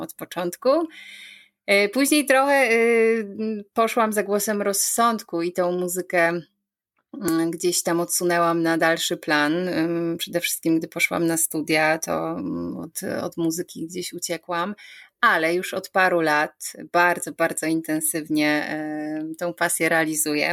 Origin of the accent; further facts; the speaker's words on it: Sidzina, Lesser Poland, Poland; pochodzę z malowniczych Beskidów, dokładnie z miejscowości Sidzina, gdzie wszystko się zaczęło